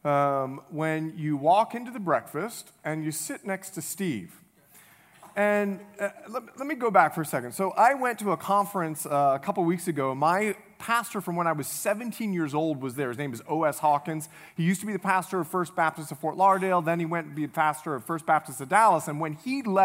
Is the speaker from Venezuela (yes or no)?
no; Bahamas; moved away; I'm from the Bahamas